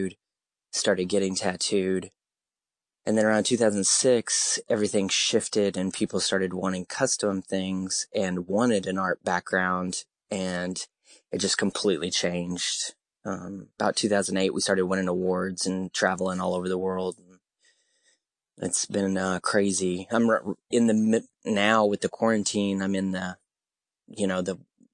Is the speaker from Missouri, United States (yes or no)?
yes; Crane, Missouri, United States; moved away; I grew up in Crane